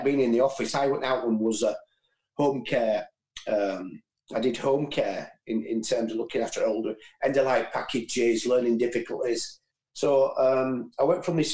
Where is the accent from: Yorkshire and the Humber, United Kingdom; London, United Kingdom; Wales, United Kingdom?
Yorkshire and the Humber, United Kingdom; Bradford; I'm from Butshaw Estate in Bradford